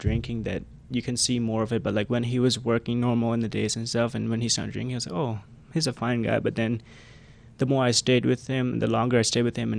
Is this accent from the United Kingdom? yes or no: no; Cambodia; English is a second language; at a very young age, my parents divorced, and then it was very hard because we are coming from the Khmer Rouge regime